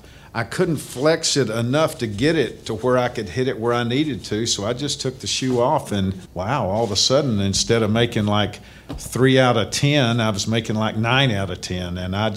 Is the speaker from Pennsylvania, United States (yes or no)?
no; Texas, United States; I am a Texan and I will die a Texan.